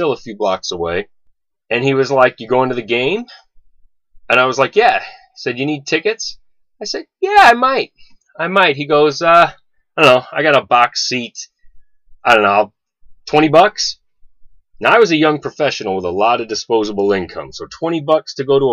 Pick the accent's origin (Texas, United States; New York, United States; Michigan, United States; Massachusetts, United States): New York, United States; New York City; I grew up in New York City.